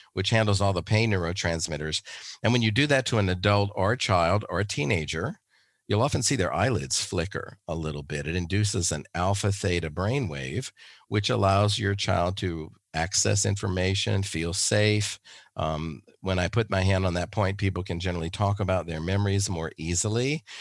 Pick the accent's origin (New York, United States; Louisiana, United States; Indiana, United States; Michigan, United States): Louisiana, United States; moved away as an adult; now in Arizona, United States; I grew up in Louisiana